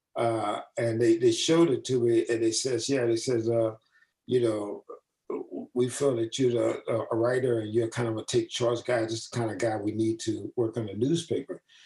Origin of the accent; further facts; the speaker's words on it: St. Louis, Missouri, United States; moved away as an adult; I was from the Midwest, St. Louis